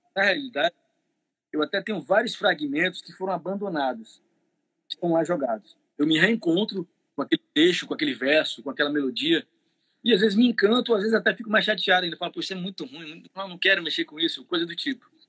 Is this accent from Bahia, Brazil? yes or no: yes; Bahia, Brazil; eu sou baiano